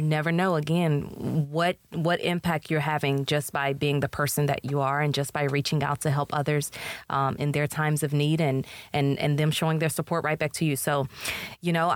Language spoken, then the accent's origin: English; Houston, Texas, United States; moved away as an adult; also born or lived in Chicago; now in Tyler, United States; I'm originally from Houston